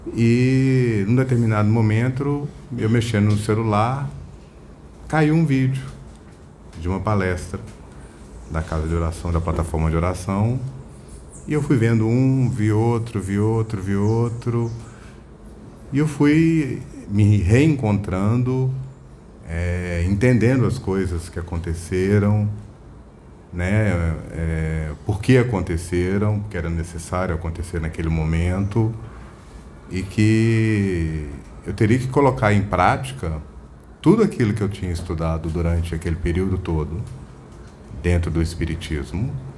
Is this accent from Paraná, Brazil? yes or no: no; Belo Horizonte, Minas Gerais, Brazil; eu sou de Belo Horizonte